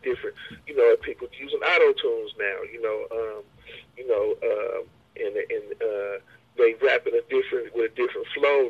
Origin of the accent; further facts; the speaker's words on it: Hayward, California, United States; where I'm at, I grew up out on Hayward, we 5 minutes from Oakland, man, it's pimps all over the place